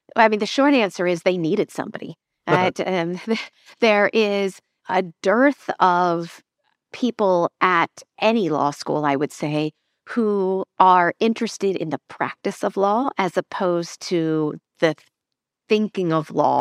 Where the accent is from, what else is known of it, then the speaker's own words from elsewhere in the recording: Lancaster, Pennsylvania, United States; moved away; also born or lived in London; I grew up in Amish country in Lancaster, Pennsylvania